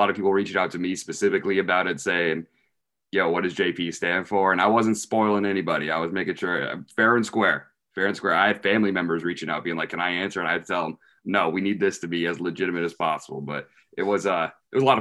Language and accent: English; Richmond, Virginia, United States; I'm from Richmond, Virginia